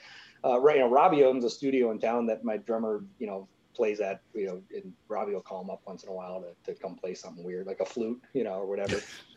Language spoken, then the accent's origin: English; Springville, New York, United States; moved away as an adult; also born or lived in Boston; I grew up in Springville, New York.